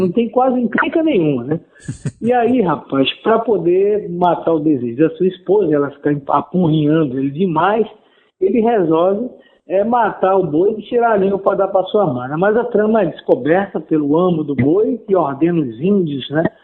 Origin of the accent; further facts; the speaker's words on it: Manaus, Amazonas, Brazil; now in Parintins, Brazil; eu sou de Manaus, capital do estado do Amazonas